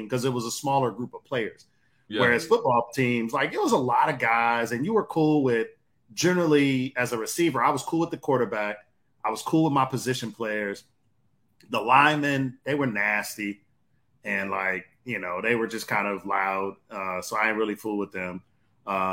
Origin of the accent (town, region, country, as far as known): Detroit, Michigan, United States; born or raised there